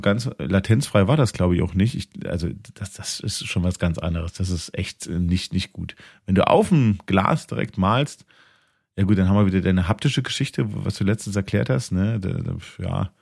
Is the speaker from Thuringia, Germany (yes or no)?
yes; Thuringia, Germany; In dem Teil von Thüringen, wo ich herkomme